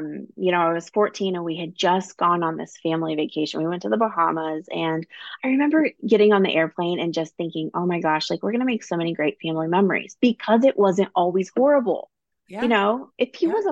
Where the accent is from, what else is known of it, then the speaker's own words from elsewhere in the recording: Midwest, United States; I grew up in the Midwest, you know, a small town where everybody knows everybody